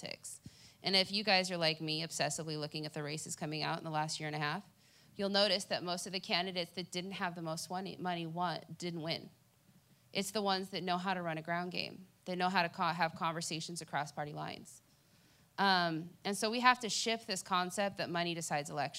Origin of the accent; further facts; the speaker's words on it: Cerritos, California, United States; also born or lived in Long Beach, California; now in Lakewood, United States; I was born in Long Beach, raised in Cerritos, and I live in Lakewood